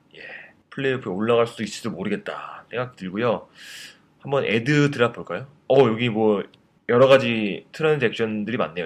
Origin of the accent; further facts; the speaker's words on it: South Korea; 저밖에 없었거든요, 한국 사람이